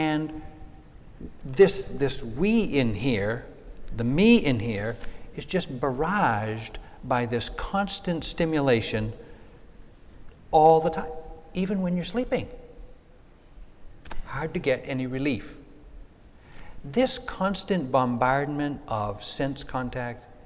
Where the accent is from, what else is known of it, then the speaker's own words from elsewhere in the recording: New England, United States; when I was growing up in New England back in the 50s